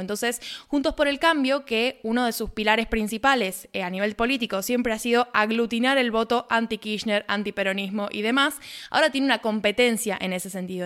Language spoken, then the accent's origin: Spanish; Argentina; haciendo periodismo desde Argentina